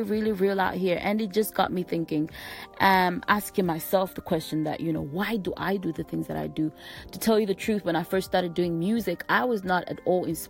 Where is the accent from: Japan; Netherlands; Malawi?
Malawi; I come from Malawi